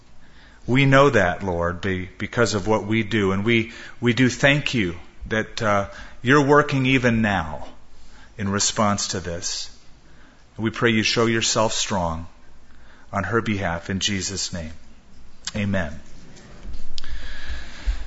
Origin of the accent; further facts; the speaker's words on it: Southern California, United States; now in Albuquerque, United States; growing up in Southern California